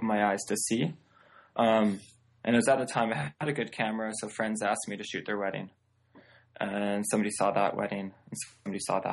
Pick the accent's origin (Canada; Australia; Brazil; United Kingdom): Canada; just outside of Vancouver, British Columbia; moved away as an adult; now in Seattle, United States; I grew up just outside of Vancouver, British Columbia.